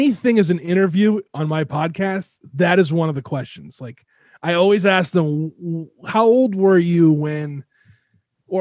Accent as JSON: {"language": "English", "region": "Southern Rhode Island", "country": "United States", "tie": "born or raised there", "said": "growing up where I lived in Rhode Island, Southern Rhode Island"}